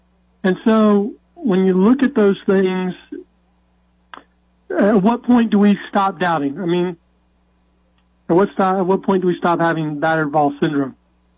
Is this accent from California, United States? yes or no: no; Nashville, Tennessee, United States; Growing up in Nashville, there were no pro teams